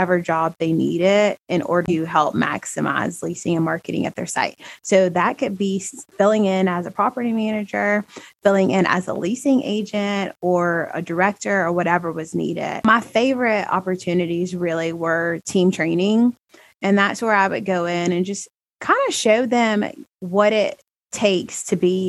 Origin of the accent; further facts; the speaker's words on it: Alabama, United States; born and raised in Alabama